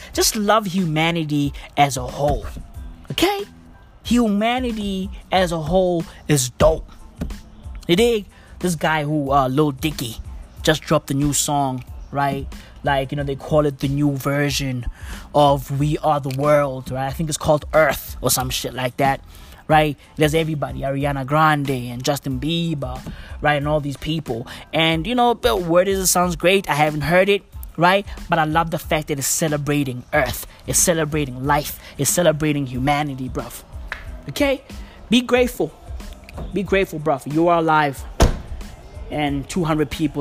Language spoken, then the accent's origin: English; South Africa; I'm from South Africa.